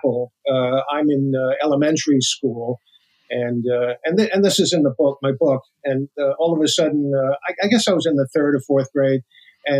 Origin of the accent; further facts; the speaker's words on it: New York City, New York, United States; I'm from Brooklyn, New York. I was raised in a working class neighborhood